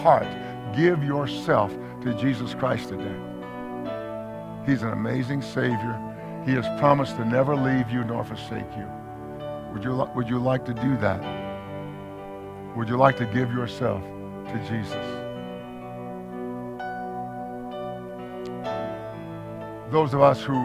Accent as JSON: {"language": "English", "region": "East Texas", "country": "United States", "tie": "born or raised there", "said": "I'm from East Texas"}